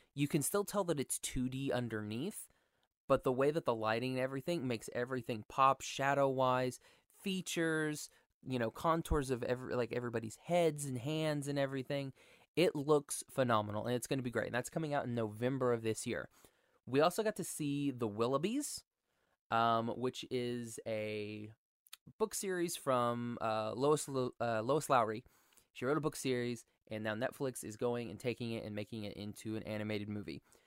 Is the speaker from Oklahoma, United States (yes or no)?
yes; Oklahoma, United States; I'm from Oklahoma